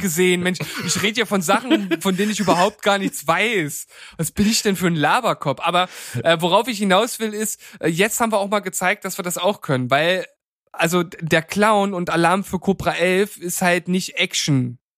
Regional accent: Germany; now in Leipzig, Germany; als Deutsche

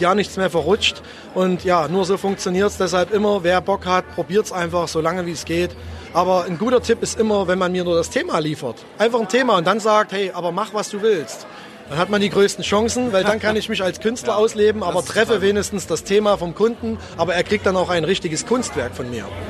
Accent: Zwickau, Saxony, Germany; Ich bin gebürtiger Zwickauer

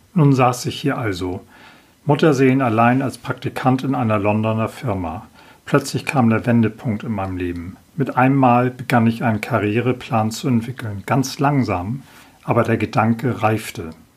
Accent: Hamburg, Germany; 1965 wurde ich in Hamburg geboren. Aufgewachsen bin ich in sogenannten gutbürgerlichen Verhältnissen

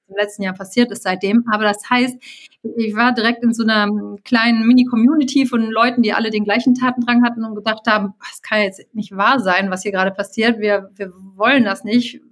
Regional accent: Cologne, North Rhine-Westphalia, Germany; Ich bin geborene Kölnerin

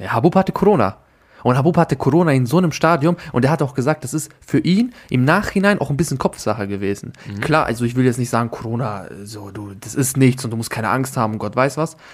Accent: Austria; dass ich Österreicher bin

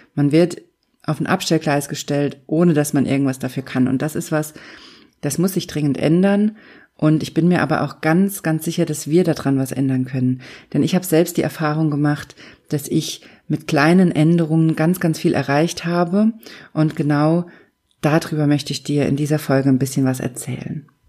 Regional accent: Germany; hier bei uns in Deutschland

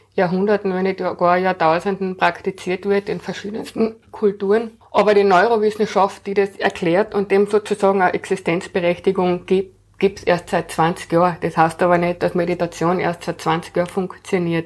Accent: Carinthia, Austria; moved away as an adult; also born or lived in Vienna; Ich bin in Kärnten aufgewachsen, bin dann nach der Matura nach Wien gekommen zum Studieren

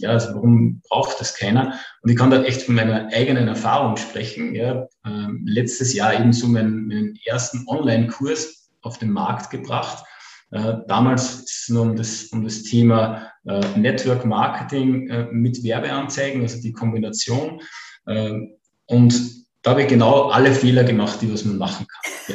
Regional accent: Upper Austria, Austria; komme aus dem wunderschönen Oberösterreich.

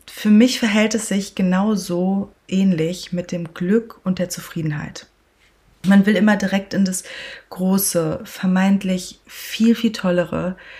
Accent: Sauerland, North Rhine-Westphalia, Germany; moved away; Als ich mit knapp 18 im beschaulichen Sauerland, dort wo ich aufgewachsen bin, den Führerschein machte

